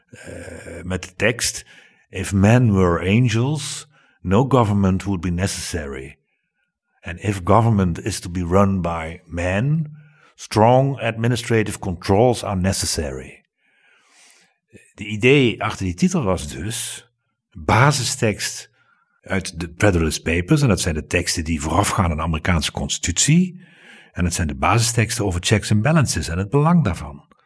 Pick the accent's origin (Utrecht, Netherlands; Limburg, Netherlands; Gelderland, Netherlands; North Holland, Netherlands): Limburg, Netherlands; ik ben geen Brabander. Nee, ik ben Limburg. Limburger. Dat is echt iets heel anders.